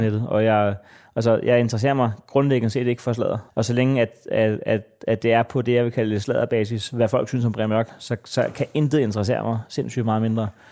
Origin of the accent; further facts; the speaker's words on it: Næstved, Zealand, Denmark; jeg er fra Næstved